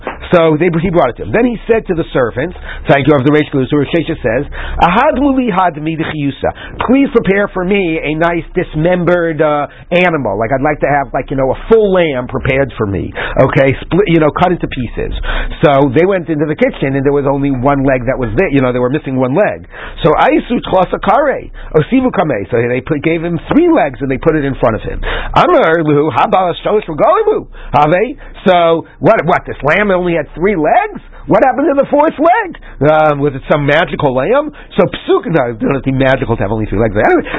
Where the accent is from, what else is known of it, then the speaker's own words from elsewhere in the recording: Washington, District of Columbia, United States; was growing up in Washington, D.C., 30 years ago, we had a problem like that with a restaurant.